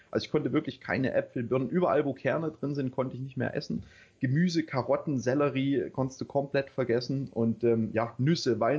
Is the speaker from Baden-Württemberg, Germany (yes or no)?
yes; Baden-Württemberg, Germany; also born or lived in East Germany; ich bin im Osten aufgewachsen, beziehungsweise bis zu meinem sechsten Lebensjahr. Ähm, dann sind wir übergesiedelt, also meine Eltern und ich, in den Westen, in die Nähe von äh, Stuttgart.